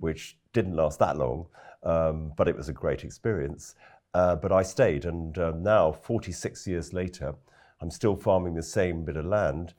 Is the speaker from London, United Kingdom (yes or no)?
yes; London, United Kingdom; moved away as an adult; also born or lived in West Wales; I, I am a Londoner, actually. Grew up in London